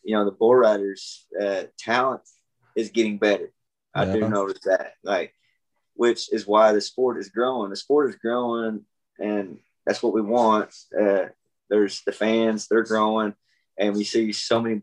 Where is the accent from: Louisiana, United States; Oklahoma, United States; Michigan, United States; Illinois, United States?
Oklahoma, United States